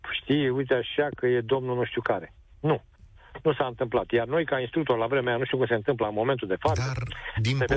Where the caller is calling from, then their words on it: Galați, Galați County, Romania; Uh, vă sunt din Galați.